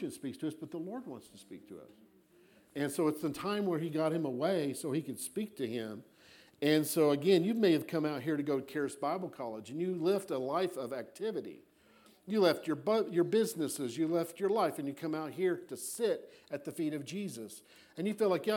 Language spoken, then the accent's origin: English; Florida, United States; now in Colorado, United States; I'm from Florida